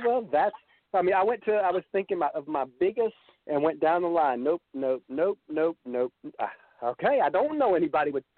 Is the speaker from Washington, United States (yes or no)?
no; Georgia, United States; I was from Georgia